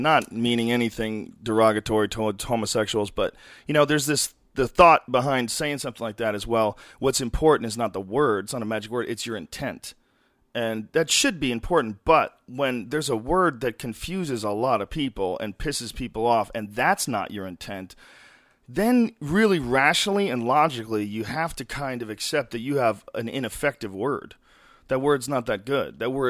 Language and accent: English; San Francisco, California, United States; And I grew up in San Francisco when I was a little kid from age 7 to 11.